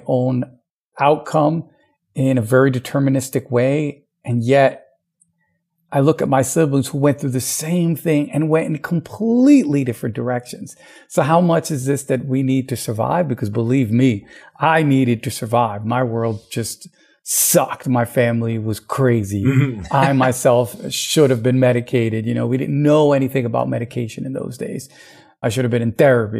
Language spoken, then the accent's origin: English; United States; the custom that I grew up in the United States